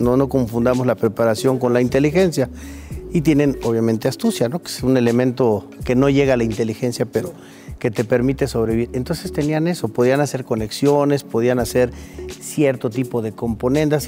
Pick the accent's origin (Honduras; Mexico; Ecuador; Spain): Mexico